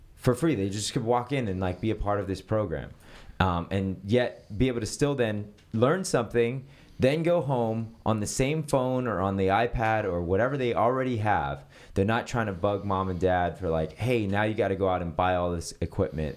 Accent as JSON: {"language": "English", "town": "San Francisco", "region": "California", "country": "United States", "tie": "born or raised there", "moved": "as an adult", "lives_now": "Los Angeles, United States", "said": "I grew up in San Francisco and I grew up a part of the Presbyterian Church."}